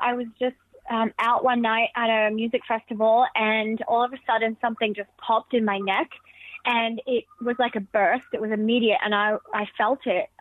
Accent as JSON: {"language": "English", "town": "Alice Springs", "region": "Northern Territory", "country": "Australia", "tie": "born or raised there", "said": "where I grew up in Alice Springs"}